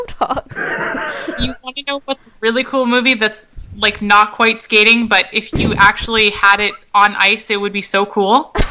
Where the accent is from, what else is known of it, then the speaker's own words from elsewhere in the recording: Australia; We're Australian